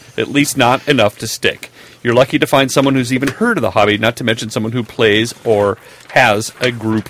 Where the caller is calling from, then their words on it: Sweden; I'm writing from Sweden to tell you of a gaming horror story. Now, Sweden is a great place to live in many ways.